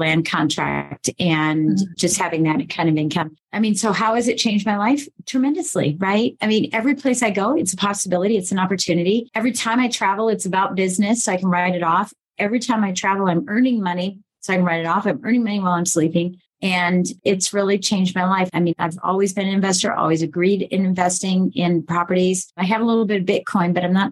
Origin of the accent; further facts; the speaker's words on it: Colorado, United States; also born or lived in Michigan; I was born in Colorado, raised in Michigan, then raised in Colorado the second half.